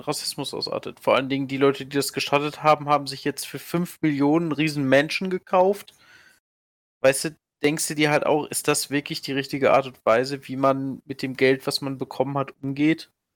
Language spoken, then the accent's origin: German; Germany; als Deutscher im Ausland